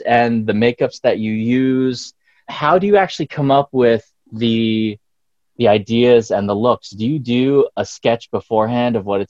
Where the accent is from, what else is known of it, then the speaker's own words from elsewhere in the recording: Pennsylvania, United States; moved away; also born or lived in San Francisco; I grew up mostly in Pennsylvania